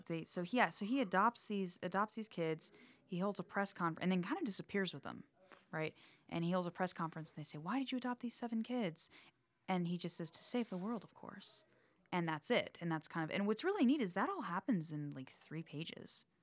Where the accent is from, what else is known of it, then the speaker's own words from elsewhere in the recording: the South, United States; I'm from the South